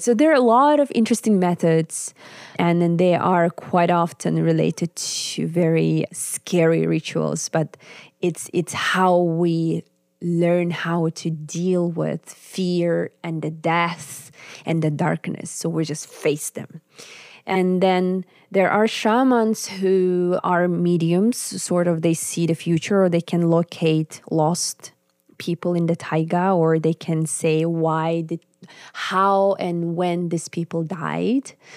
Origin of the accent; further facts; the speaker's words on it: Yakutsk, Sakha Republic, Russia; English is a second language; moved away as an adult; also born or lived in Finland / Warsaw; in my homeland, in the capital, in Yakutsk